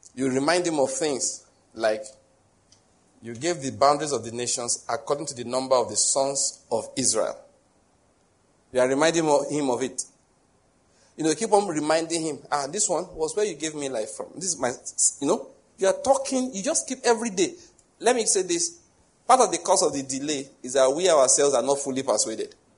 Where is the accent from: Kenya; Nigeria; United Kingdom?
Nigeria; Western Nigeria; I grew up in Western Nigeria